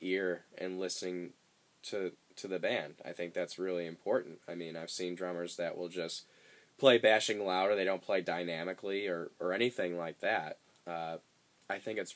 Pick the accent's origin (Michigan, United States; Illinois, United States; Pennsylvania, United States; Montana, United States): Illinois, United States; Chicago; now in Nashville, United States; I'm from Chicago, where you know, snow's not a big deal.